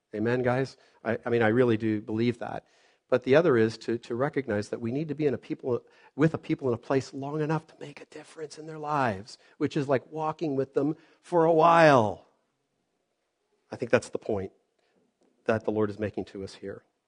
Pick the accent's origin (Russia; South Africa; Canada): Canada; I was born here in Canada